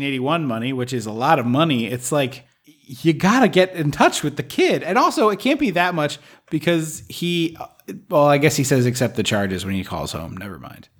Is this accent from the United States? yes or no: yes; United States; I'm American